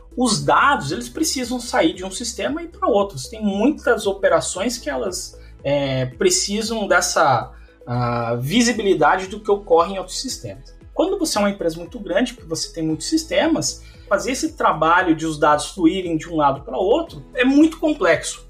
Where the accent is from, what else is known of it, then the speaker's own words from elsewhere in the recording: Mafra, Santa Catarina, Brazil; moved away as an adult; also born or lived in Campinas; now in Brno, Czechia; eu sou de Mafra, Santa Catarina